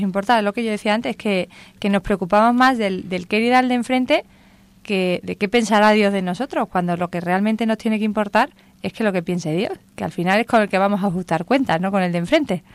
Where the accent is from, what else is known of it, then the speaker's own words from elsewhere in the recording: Andalusia, Spain; soy andaluza